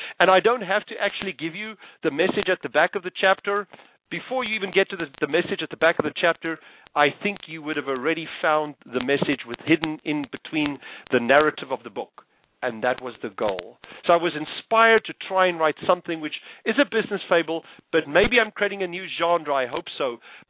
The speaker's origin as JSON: {"language": "English", "country": "Tanzania", "tie": "born there", "also_born_or_lived": "South Africa", "said": "Believe it or not, I was born in the Serengeti."}